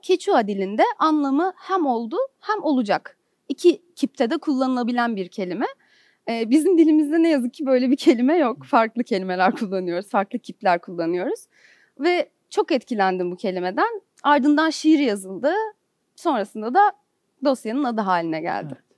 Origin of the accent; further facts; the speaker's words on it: Istanbul, Turkey; moved away as an adult; now in Ankara, Turkey; Benim hayatım İstanbul'da geçti. İstanbul'da doğdum, burada büyüdüm.